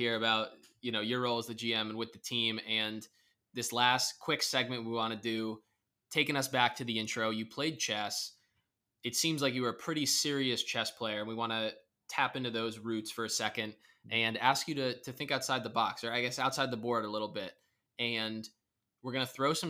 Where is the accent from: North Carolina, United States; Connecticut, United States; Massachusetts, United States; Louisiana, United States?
Connecticut, United States; Stamford; I'm from Stanford